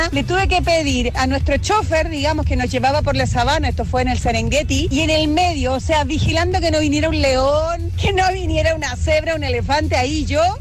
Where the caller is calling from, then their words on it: Cardedeu, Catalonia, Spain; Hola, muy buenas. Soy … de Cardedeu